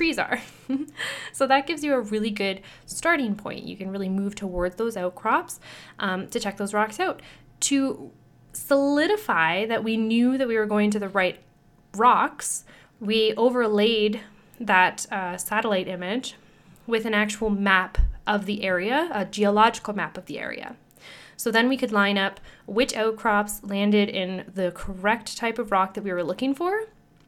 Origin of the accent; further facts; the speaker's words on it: Sudbury, Ontario, Canada; my hometown here in Sudbury